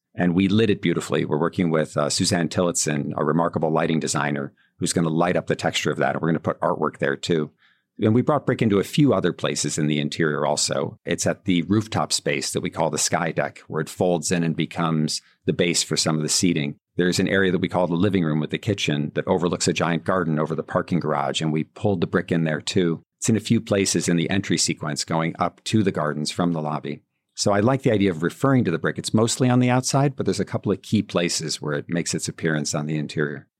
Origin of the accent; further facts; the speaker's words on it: Buffalo, New York, United States; now in New York City, United States; I'm going back to Buffalo and doing work there now to bring back my hometown